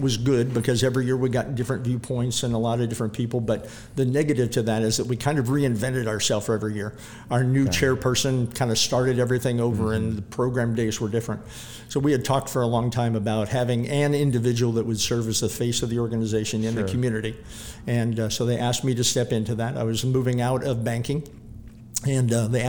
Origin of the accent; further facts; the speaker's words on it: St. Charles, Missouri, United States; Growing up in St. Charles City